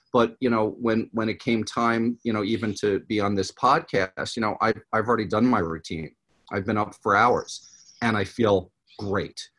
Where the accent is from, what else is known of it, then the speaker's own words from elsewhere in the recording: New York, United States; moved away as an adult; also born or lived in Los Angeles, California; now in California, United States; I'm from New York originally, if my accent didn't come out